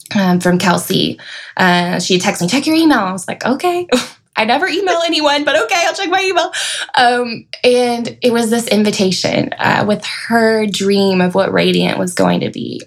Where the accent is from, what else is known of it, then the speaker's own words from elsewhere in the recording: Knoxville, Tennessee, United States; moved away as an adult; also born or lived in Murfreesboro, Tennessee; now in Middle Tennessee, United States; I moved out here from Knoxville. That's where I grew up